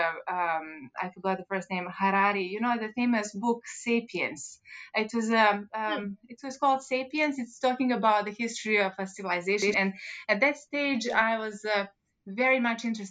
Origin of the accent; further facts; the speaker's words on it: Montenegro; moved away; I was born in Montenegro